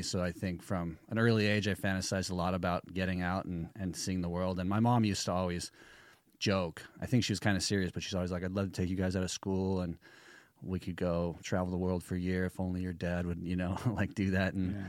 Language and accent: English; Costa Mesa, California, United States; I grew up brother, in, sister? Costa Mesa, California.